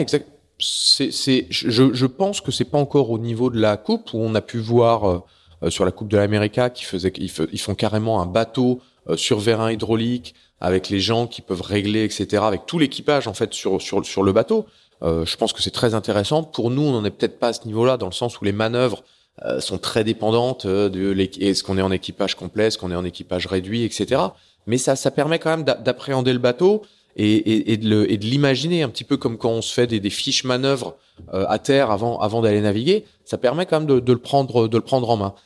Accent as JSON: {"language": "French", "town": "Saint-Malo", "region": "Brittany", "country": "France", "tie": "born or raised there", "moved": "yes", "lives_now": "Larmor-Plage, France", "said": "je suis né, donc, euh, comme tu le disais, à Saint-Malo. Euh, je suis né à Saint-Malo en quatre-vingt."}